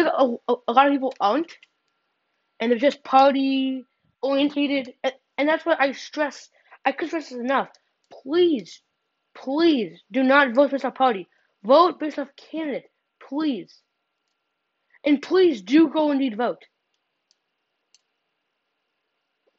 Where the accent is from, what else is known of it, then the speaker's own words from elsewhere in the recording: Illinois, United States; I'm from Illinois